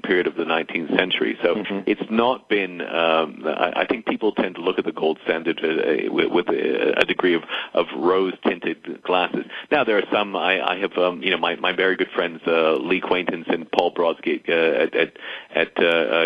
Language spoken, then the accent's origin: English; Canada; now in United States; I'm Canadian